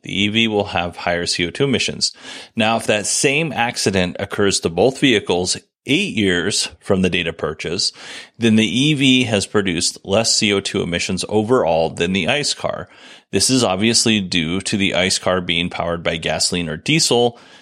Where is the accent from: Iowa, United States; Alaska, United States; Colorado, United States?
Alaska, United States; I grew up in Alaska